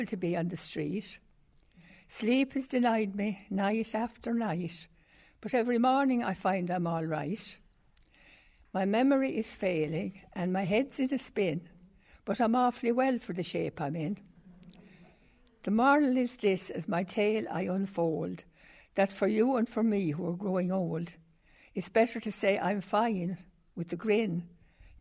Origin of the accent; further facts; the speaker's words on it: Drom, Tipperary, Ireland; I come from Drum, from the foot of the Devil's Bit.